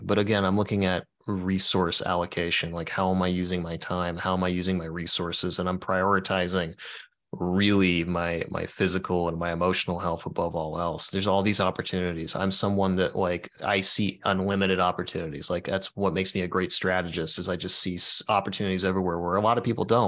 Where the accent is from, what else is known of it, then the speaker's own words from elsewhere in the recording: Dayton, Ohio, United States; moved away as an adult; also born or lived in Florida Keys; I live in Dayton, Ohio